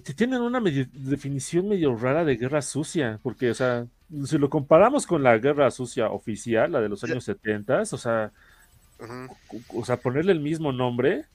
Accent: Mexico; nosotros como mexicanos

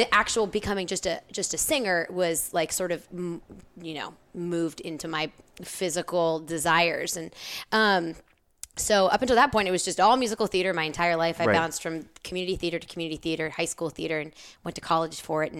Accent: Arlington, Texas, United States; So I was born and raised in Arlington, Texas.

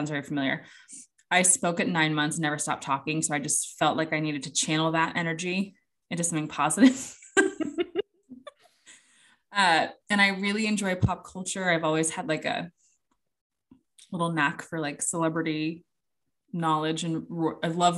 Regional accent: United States; I'm obviously American

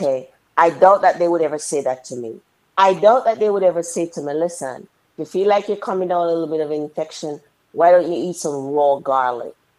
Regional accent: Jamaica; when we were young young ladies growing up in Jamaica

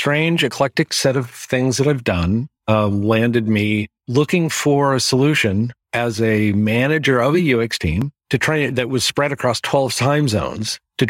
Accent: California, United States; also born or lived in Florida; I'm a Florida native, but I grew up in California. And I live in the Pacific Northwest.

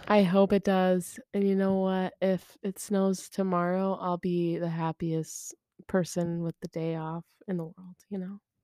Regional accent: United States; I am American

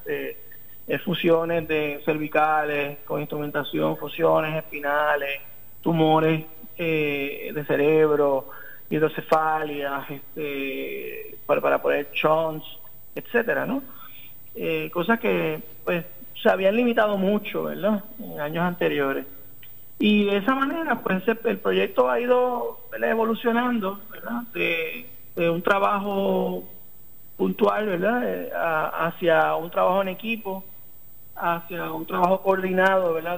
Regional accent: Arecibo, Puerto Rico; also born or lived in Caguas; yo me crié en Arecibo. Ok. Eh, mi, nací en Caguas, pero mi papá, mis papás se movieron por, toda la isla y eventualmente pues, me crié la mayor parte del tiempo en Arecibo.

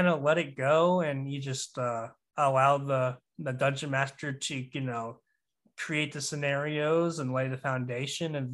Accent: the South, United States; growing up in the South

